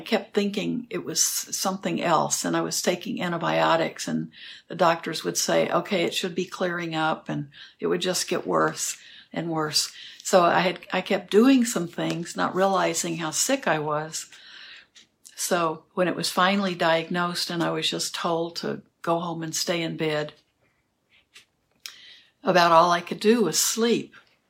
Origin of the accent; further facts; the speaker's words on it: the South, United States; And I'm from the South, of course, so I think that's part of the reason.